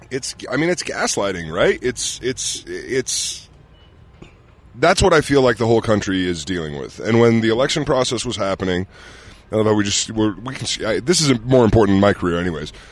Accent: Ogden, Utah, United States; I grew up in Ogden.

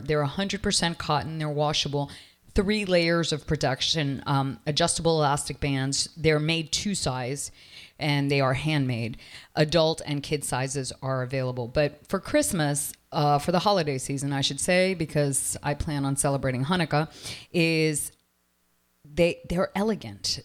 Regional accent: Toronto, Ontario, Canada; now in Miami, United States; I come from Toronto

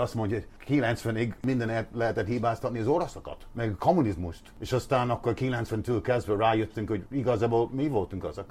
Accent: Ireland; Hungarian is a second language; moved away as an adult; now in Budapest, Hungary; én is ír vagyok. Én egy protestáns, misztikus, búzi ember vagyok nektek, jó, oké, okay, de én ide születtem.

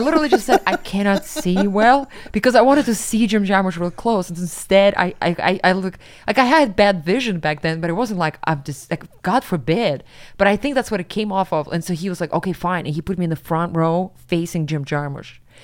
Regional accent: Siberia, Russia; moved away as an adult; now in New York, United States; I'm from Siberia

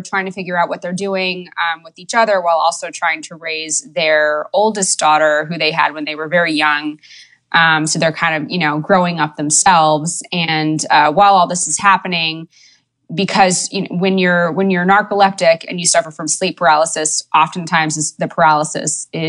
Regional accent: New York City, New York, United States; moved away as an adult; now in Los Angeles, United States; Born and raised. The Lower East Side.

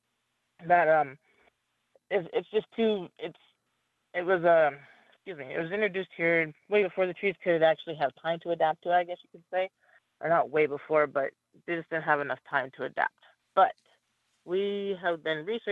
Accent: Wind River Reservation, Wyoming, United States; now in Flathead Reservation, Montana, United States; I grew up in Wyoming on the Wind River Reservation.

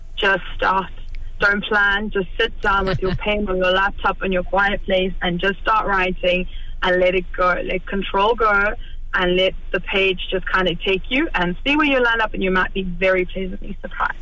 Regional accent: South Africa; moved away as an adult; now in Kilkenny, Ireland; I grew up in South Africa

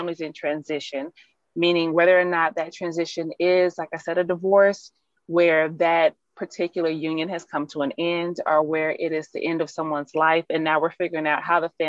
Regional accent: Alabama, United States; accent: twang; also born or lived in Michigan; now in Texas, United States; I actually went to school in Michigan, but I'm originally from Alabama.

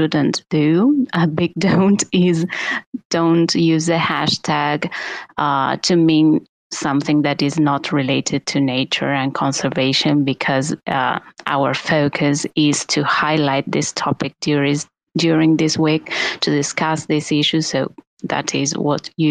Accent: Argentina; We are mainly from Argentina.

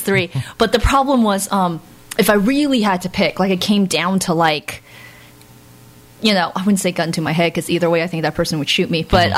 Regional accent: United States; also born or lived in Florida; I was born and raised in America.

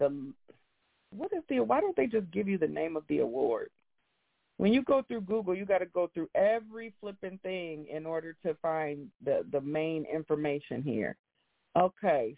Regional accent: Grand Rapids, Michigan, United States; my hometown of Grand Rapids, Michigan

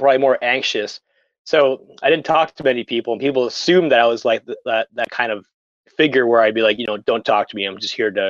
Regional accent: a small town 2 hours from Oshawa, Ontario, Canada; now in Toronto, Canada; growing up in a small town where I had to get on that GO train to come down to the Cool House to see a band, and they have to, like, leave before they were done to make the last GO train back, and then still have to drive 2 hours from Oshawa to my hometown

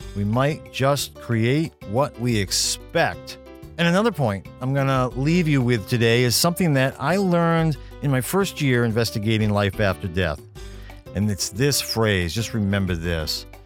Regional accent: Maine, United States; my home state of Maine

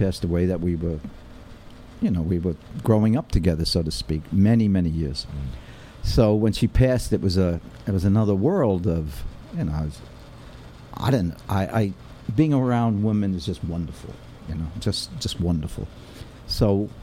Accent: New York City, New York, United States; accent: New York; also born or lived in Brooklyn; I grew up on the West Side, and then urban renewal declared my neighborhood was a slum up in 102nd around there

